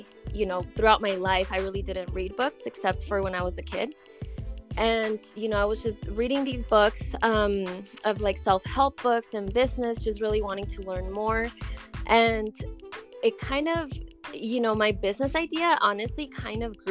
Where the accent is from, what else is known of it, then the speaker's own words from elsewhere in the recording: Colorado, United States; also born or lived in Durango, Mexico; I was actually born in Durango, Mexico. And I moved to the United States when I was 4 years old, and I've been here ever since. And by here, I mean Colorado.